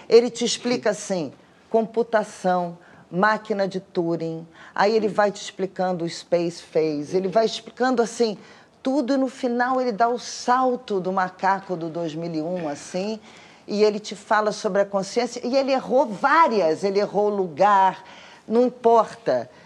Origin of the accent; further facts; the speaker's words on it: Rio de Janeiro, Brazil; Eu sou carioca, moro no Rio de Janeiro